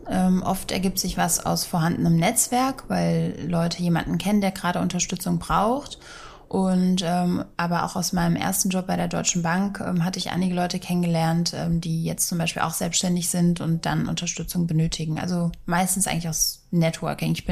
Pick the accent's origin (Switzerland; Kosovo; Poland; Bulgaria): Bulgaria; Sofia, Sofia City; now in Germany; Meine Heimat ist Region Rhein-Main und ursprünglich Sofia, Bulgarien.